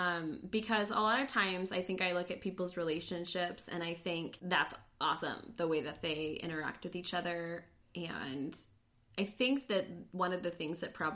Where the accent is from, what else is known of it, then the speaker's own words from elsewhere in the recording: Phoenix, Arizona, United States; me growing up in Phoenix, where most of my friends in school were Latino.